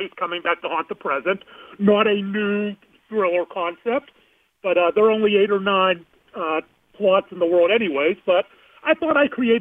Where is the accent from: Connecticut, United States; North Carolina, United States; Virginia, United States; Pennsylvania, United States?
Pennsylvania, United States; Mount Lebanon; moved away as an adult; now in Dallas, United States; I grew up in Mount Lebanon, I went to Pitt Law, and I went to Penn State, but I've lived in Dallas a long time